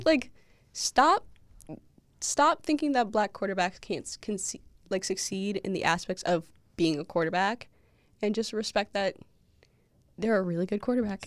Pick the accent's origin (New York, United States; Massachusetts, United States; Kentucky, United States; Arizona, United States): Massachusetts, United States; I'm from Massachusetts